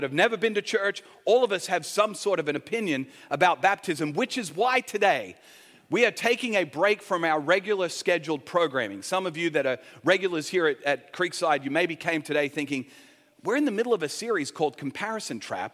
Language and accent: English; Sydney, New South Wales, Australia; I grew up in Sydney